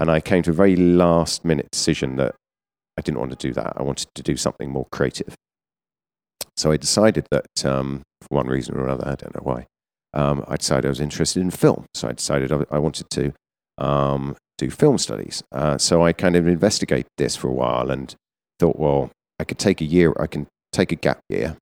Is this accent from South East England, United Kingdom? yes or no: yes; Surrey, South East England, United Kingdom; I'm from, uh, about an hour south of London in Surrey